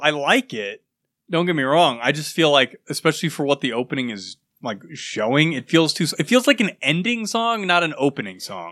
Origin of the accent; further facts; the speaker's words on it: United States; I'm American